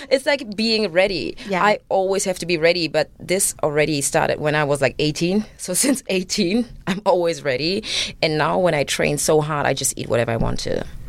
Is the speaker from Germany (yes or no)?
yes; Germany; English is a second language; moved away; also born or lived in Uganda; me being raised in Germany